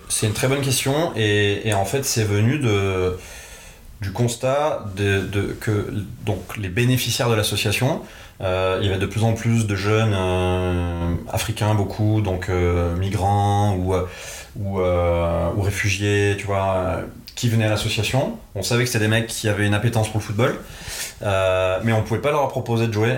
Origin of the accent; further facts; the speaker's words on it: Nîmes, Occitania, France; je suis originaire de Nîmes, dans le sud de la France